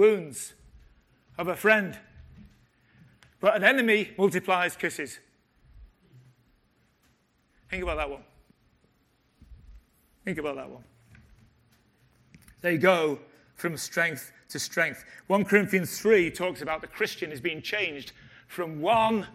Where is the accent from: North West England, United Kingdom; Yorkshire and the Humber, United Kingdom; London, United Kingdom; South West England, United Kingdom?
North West England, United Kingdom; Liverpool; I was born in Liverpool